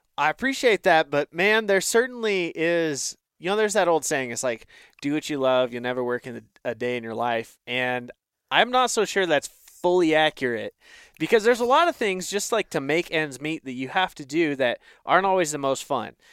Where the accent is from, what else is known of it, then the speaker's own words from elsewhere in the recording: Northeast Oregon, United States; I grew up in Northeast Oregon